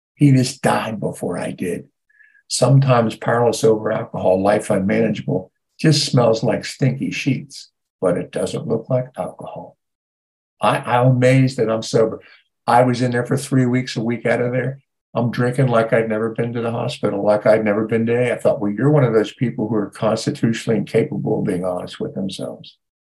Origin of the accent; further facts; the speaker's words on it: Ohio, United States; moved away; I grew up in Ohio